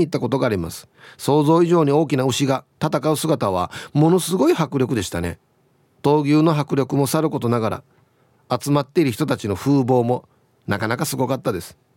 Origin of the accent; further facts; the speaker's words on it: Yomitan, Okinawa, Japan; 私もまあ読谷出身だけど石川とか具志川はレベルが違う感じがする